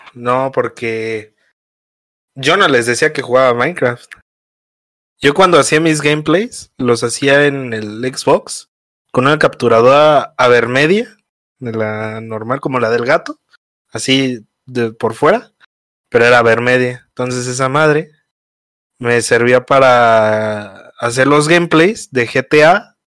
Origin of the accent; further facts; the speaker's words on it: Mexico City, Mexico; also born or lived in Pachuca, Hidalgo; Soy de, de aquí de la Ciudad de México, pero nací en Pachuca. Nací en Pachuca, en Hidalgo, Pachuca. Pero ahí, ahí yo no viví luego, luego, ahí, luego, luego que nací, luego, luego me vine a la Ciudad de México. Y, aquí he vivido toda mi